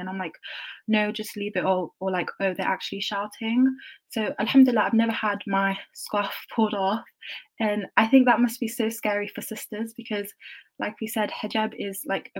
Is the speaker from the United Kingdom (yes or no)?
yes; London, United Kingdom; moved away; I grew up in London